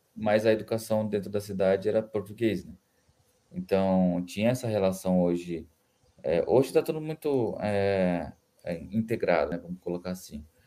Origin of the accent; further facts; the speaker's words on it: Campo Grande, Mato Grosso do Sul, Brazil; Nasci em Campo Grande, oriundo da terra indígena Caxirinha, é, eh, Mato Grosso do Sul